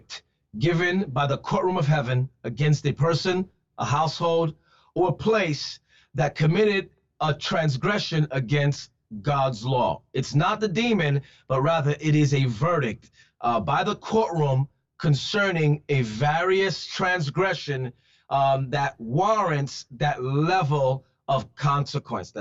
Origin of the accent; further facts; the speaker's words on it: New York City, New York, United States; I'm from the Bronx